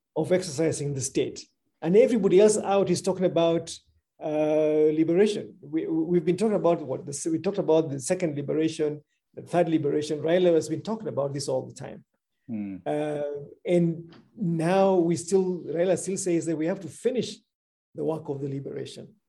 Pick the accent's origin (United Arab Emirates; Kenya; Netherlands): Kenya; I'm a Kenyan and I love my country